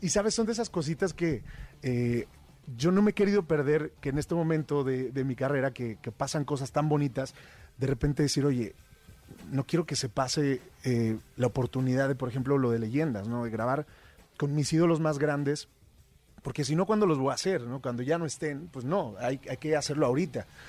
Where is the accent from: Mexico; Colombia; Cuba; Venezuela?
Mexico; como mexicano